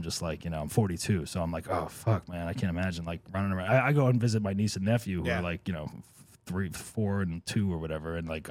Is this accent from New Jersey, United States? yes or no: yes; New Jersey, United States; We're both from New Jersey